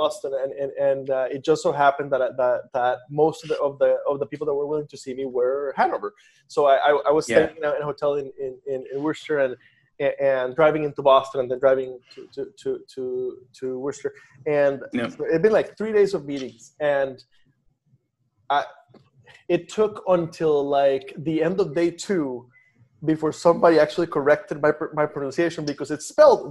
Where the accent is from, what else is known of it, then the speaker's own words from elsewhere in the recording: Costa Rica; I grew up in Costa Rica, but I like to say that I'm Iowan.